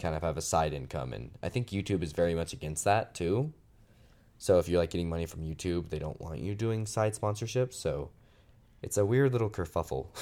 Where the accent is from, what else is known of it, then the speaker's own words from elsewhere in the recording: Phoenix, Arizona, United States; moved away as an adult; also born or lived in Utah; back in Phoenix where I live in, in the south va, south of the valley